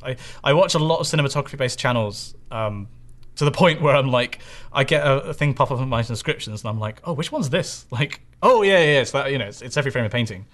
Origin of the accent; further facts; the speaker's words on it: Bristol, South West England, United Kingdom; Bristol is where I'm from